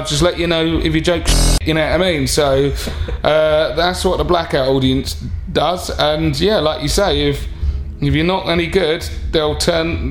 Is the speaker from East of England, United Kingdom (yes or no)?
yes; Harlow, East of England, United Kingdom; also born or lived in London; I am from Harlow, someone's got to be. To be honest, my mum's from there and I obviously grew up there.